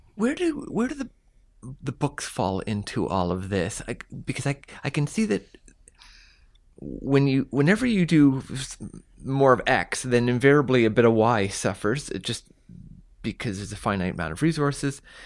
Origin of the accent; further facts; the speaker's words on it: Sackville, New Brunswick, Canada; when I was very young, growing up in New Brunswick